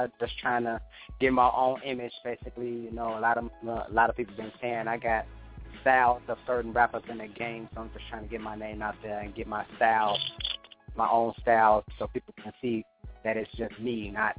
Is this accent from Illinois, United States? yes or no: yes; Chicago, Illinois, United States; I'm from Chicago. Chi-Rac all day.